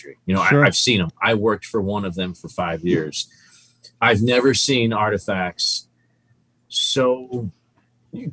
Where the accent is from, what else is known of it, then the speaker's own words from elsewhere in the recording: New Jersey, United States; now in Texas, United States; I'm from New Jersey. So when I lived here as a kid